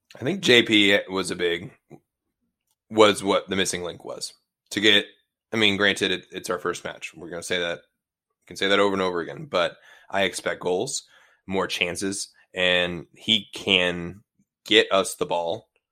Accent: Seattle, Washington, United States; also born or lived in Bainbridge Island, Washington; I'm from Ballard High School

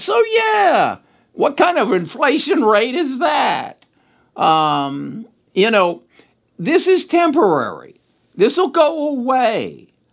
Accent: Cincinnati, Ohio, United States; moved away; I was born in Cincinnati, Ohio. Uh, a lot of my family still lives in Cincinnati, Ohio.

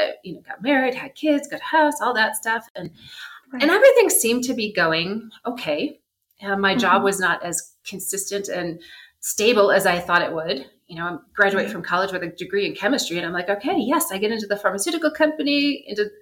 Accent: Michigan, United States; moved away as an adult; now in Mexico City, Mexico; I grew up in Michigan, and there was this ginger ale called Verner's

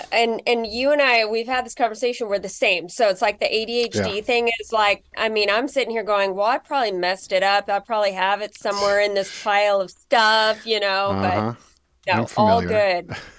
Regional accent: California, United States; also born or lived in Los Angeles; now in Seattle, United States; And then we moved up to the Bay Area, Silicon Valley, when I was a year old. And that's where I grew up before college, back in LA, and then back to Silicon Valley.

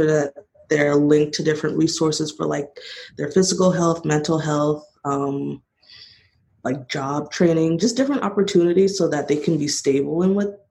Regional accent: Monrovia, California, United States; originally I'm from Monrovia, California

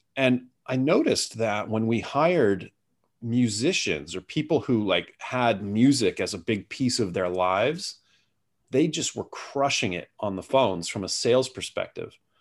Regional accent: United States; now in Singapore; I'm an American

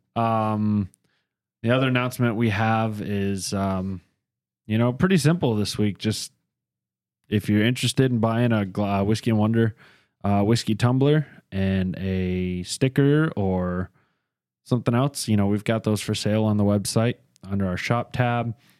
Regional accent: near Charlotte, North Carolina, United States; I was born in Charlotte, but I was raised in a little town 20 minutes from here. Never lived anywhere but the state of North Carolina

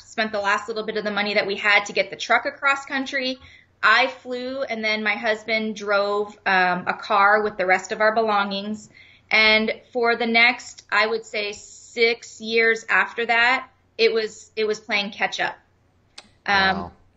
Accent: Leamington, Ontario, Canada; moved away as an adult; also born or lived in Erie, Pennsylvania / Phoenix; I am originally from Leamington, Ontario. So I, I was born and raised in Canada, the most southern town in Canada, right on Lake Erie

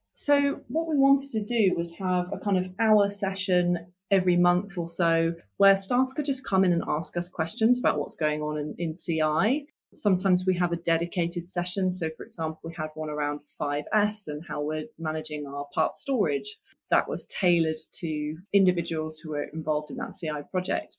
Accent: Oxford, South East England, United Kingdom; I came, came from Oxford, Oxfordshire

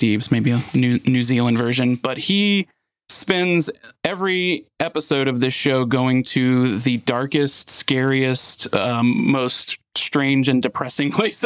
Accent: Virginia, United States; Virginia, my home state

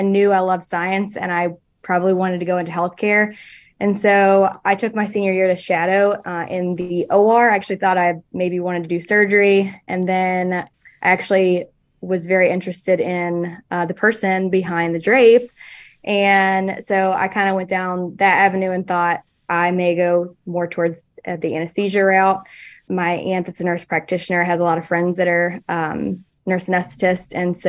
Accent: Spartanburg, South Carolina, United States; now in Kentucky, United States; I'm originally from Spartanburg, South Carolina. And it really confuses people, because they're like, how did you end up all the way this far north?

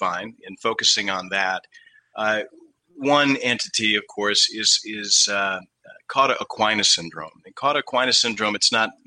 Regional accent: Western New York, United States; moved away as an adult; also born or lived in New Haven, Connecticut / Pittsburgh; now in Maine, United States; I'm originally not from Maine. I'm from Western New York

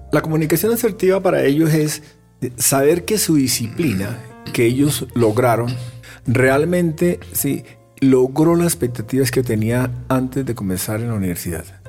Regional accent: Tolima, Colombia; yo soy tolimense

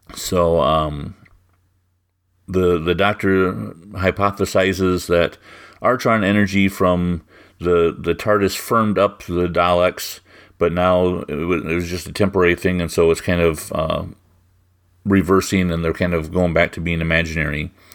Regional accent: Iowa, United States; now in Minnesota, United States; I grew up in Iowa and live in Minnesota

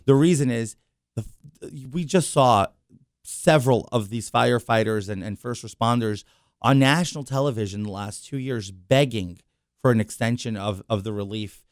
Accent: New York City, New York, United States; also born or lived in Long Island; born and raised in New York City

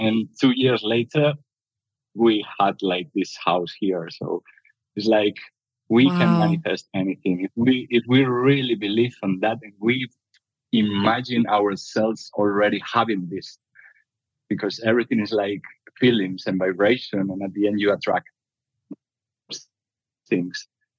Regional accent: Spain; I'm from Spain, but I've been my whole life like traveling. My parents were traveling a lot through Spain because my dad was a builder.

